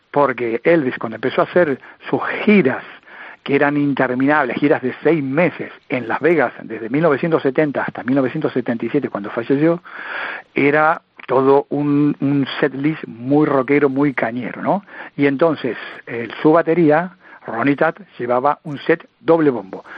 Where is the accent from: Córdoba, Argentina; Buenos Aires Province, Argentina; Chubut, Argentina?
Buenos Aires Province, Argentina; Luján; mi pueblo, en la ciudad de Luján, en la provincia de Buenos Aires